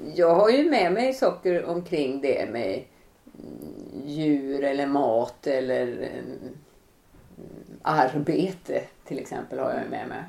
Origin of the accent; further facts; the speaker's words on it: Kovland, Västernorrland County, Sweden; now in Gothenburg, Sweden; utan jag bor i Göteborg och jag är uppväxt utanför Sundsvall